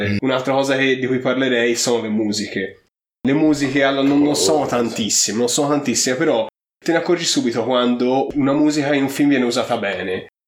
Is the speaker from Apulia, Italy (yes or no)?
yes; Apulia, Italy; siamo pugliesi.